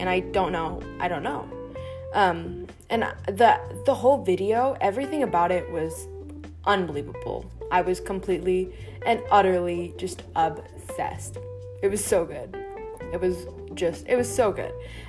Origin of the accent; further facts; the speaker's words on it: India; I'm Indian, so we eat with our hands pretty frequently